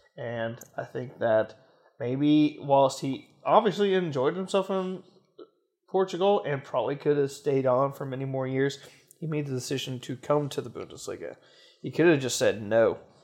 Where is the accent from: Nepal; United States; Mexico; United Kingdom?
United States; Kansas City; Kansas City. My hometown